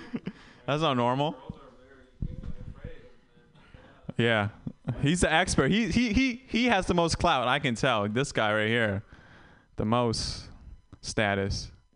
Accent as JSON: {"language": "English", "country": "Vietnam", "said": "I'm I'm Vietnamese and I tell people I was born in Vietnam. And I haven't been back."}